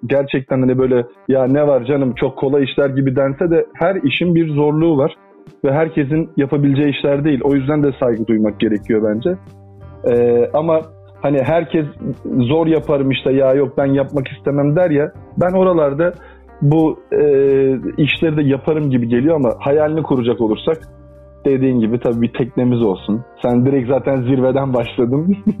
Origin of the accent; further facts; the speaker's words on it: İzmir, Turkey; also born or lived in Adana; now in Istanbul, Turkey; ben zaten İzmir'de doğdum. Hayatımın belli bir kısmı da İzmir'de geçti